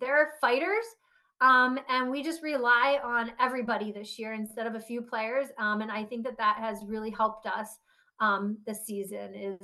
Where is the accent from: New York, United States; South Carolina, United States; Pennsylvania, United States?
Pennsylvania, United States; Harrisburg; I grew up in Harrisburg, Pennsylvania, close to Hershey.